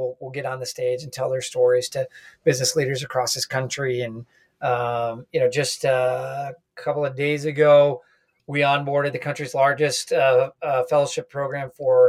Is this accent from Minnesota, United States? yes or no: yes; Minnesota, United States; also born or lived in Washington, D.C.; My background, I grew up in Minnesota, finally grew up my hockey hair here, during the pandemic, went to University of Minnesota